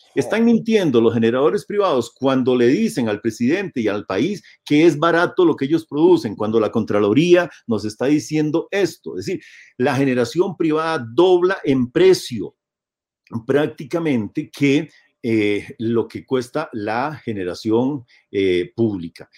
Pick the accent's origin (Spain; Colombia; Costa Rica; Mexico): Costa Rica; como sociedad costarricense